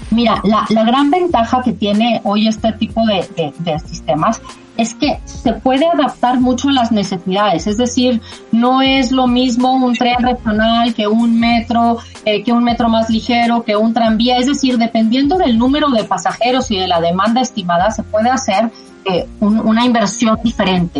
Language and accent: Spanish; Mexico; la mayoría somos mexicanos